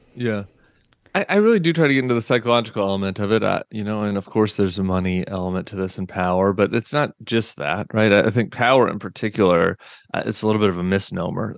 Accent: Colorado, United States; moved away as an adult; also born or lived in Washington, D.C.; I grew up in Colorado

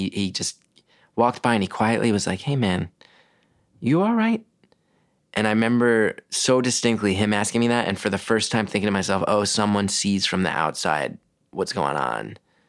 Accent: West Orange, New Jersey, United States; Grew up in West Orange, New Jersey.

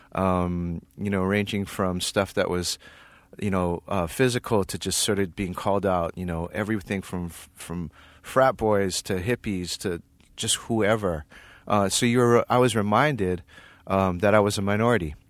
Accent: Hawaii, United States; moved away as an adult; also born or lived in Berkeley, California; I grew up in Hawaii

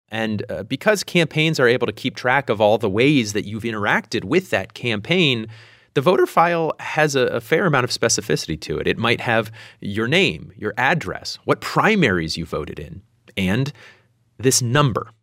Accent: Meadville, Pennsylvania, United States; moved away; I grew up in Meadville, which is south of Erie

